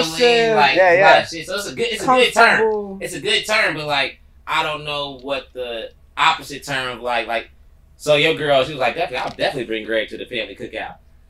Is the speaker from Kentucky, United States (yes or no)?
yes; Kentucky, United States; we growing up in Kentucky